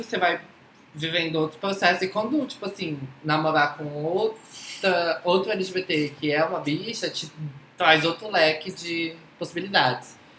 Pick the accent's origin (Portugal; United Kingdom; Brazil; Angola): Brazil; Tocantins; moved away; also born or lived in Southeast Brazil; eu nasci em Tocantins